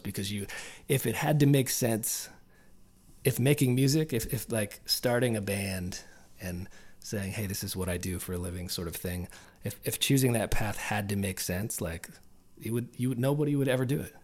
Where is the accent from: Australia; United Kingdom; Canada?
Canada; Peterborough, Ontario; also born or lived in Nashville; this is where I started the band and did a bunch of indie records before